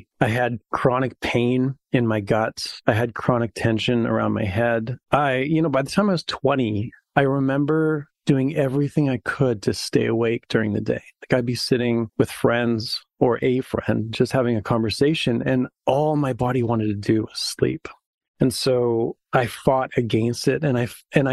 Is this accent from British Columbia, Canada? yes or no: no; Saskatoon, Saskatchewan, Canada; I grew up in Saskatoon. So it's a prairie town, similar to Montana